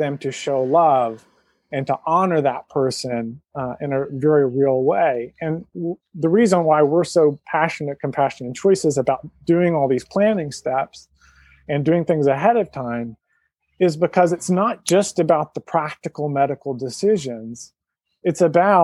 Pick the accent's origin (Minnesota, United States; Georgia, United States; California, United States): Georgia, United States; now in West Coast, United States; I'm from Georgia and now live on the West Coast